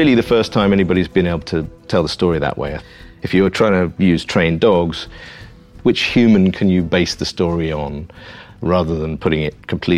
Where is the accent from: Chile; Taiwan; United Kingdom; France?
United Kingdom; England; I'm English